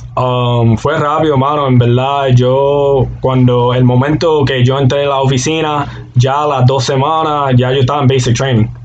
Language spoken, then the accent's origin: Spanish; Aguadilla, Puerto Rico; moved away; soy de Aguadilla, Puerto Rico.